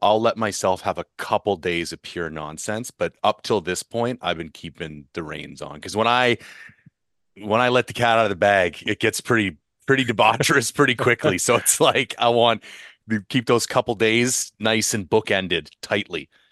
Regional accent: Ontario, Canada; I grew up in Ontario

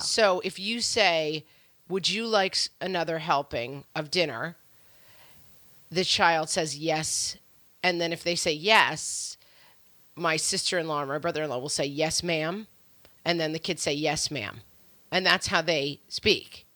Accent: New York, United States; And I was raised in New York. and we live in New York.

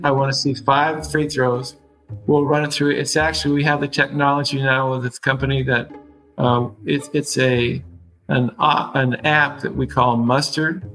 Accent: Seattle, Washington, United States; I was born in Seattle

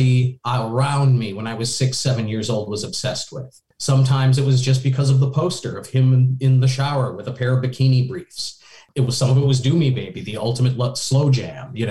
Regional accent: Richfield, Minnesota, United States; moved away; also born or lived in Seattle; I was in Richfield, which is a first ring suburb of Minneapolis

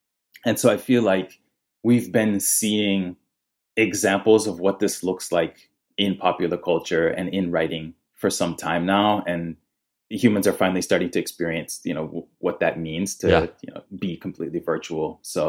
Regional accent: Nigeria; I am a third culture kid, which essentially means I am from three cultures. The first being I am Nigerian.

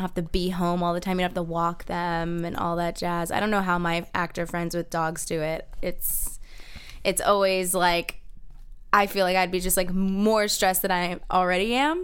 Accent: Kissimmee, Florida, United States; moved away; I grew up in Kissimmee, Florida.

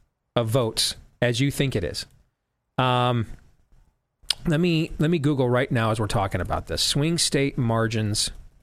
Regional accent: California, United States; also born or lived in Florida; I remember growing up in Southern California, the smog would be so bad some days that I literally could not go play outside.

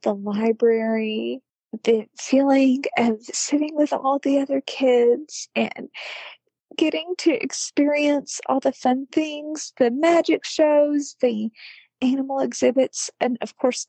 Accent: Deep South, United States; I grew up in the Deep South, so summers were insanely hot and insanely humid.

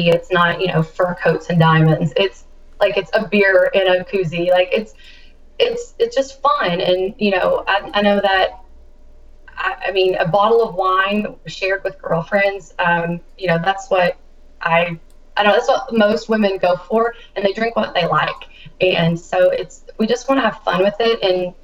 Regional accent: Kentucky, United States; my home state, Kentucky

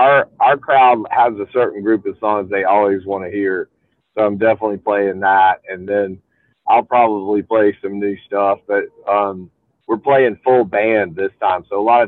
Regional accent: Greenville, South Carolina, United States; So I grew up in Greenville, South Carolina

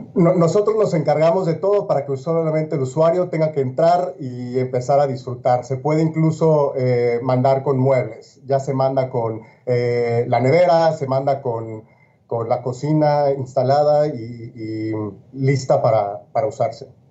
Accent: Mexico; now in Miami, United States; siendo mexicano de origen

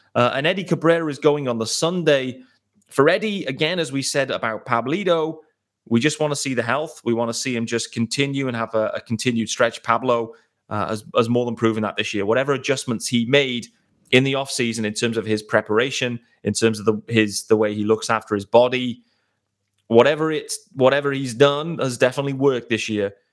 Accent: United Kingdom; I am extremely excited as a British baseball fan

